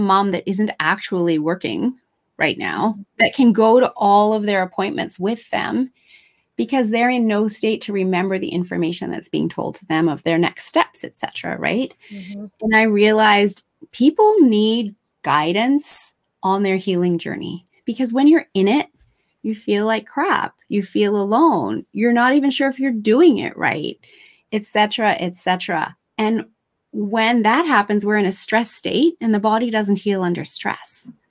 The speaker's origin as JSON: {"language": "English", "country": "Japan", "tie": "born or raised there", "also_born_or_lived": "Australia", "said": "I'm originally Australian. I know I don't sound that way. I had the good fortune to be raised in Japan and go to the international schools in Japan and finish high school and university in Australia."}